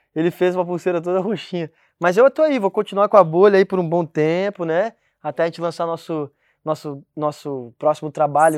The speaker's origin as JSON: {"language": "Portuguese", "region": "Rio Grande do Sul", "country": "Brazil", "tie": "born or raised there", "moved": "yes", "lives_now": "Portugal", "said": "onde eu nasci lá no Rio Grande do Sul"}